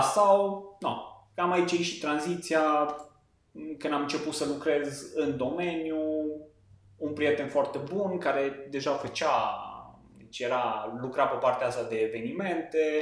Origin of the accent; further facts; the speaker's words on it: Lipova, Arad County, Romania; also born or lived in Cluj-Napoca; sunt de lângă Arad, localitatea Lipova